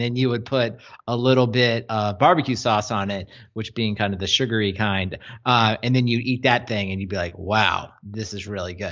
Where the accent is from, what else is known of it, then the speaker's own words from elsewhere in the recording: Mid-Atlantic, United States; also born or lived in North Carolina; growing up in the Mid-Atlantic